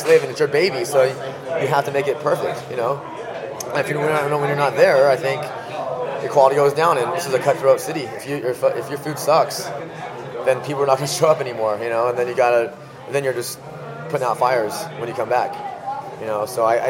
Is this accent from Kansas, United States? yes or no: no; California, United States; So I think growing up in Northern California, I think it's a big food culture.